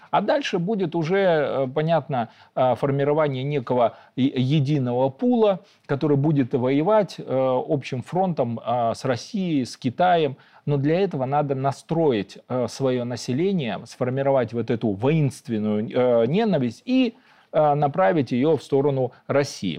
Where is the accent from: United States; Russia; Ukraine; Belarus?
Belarus; мы, белорусы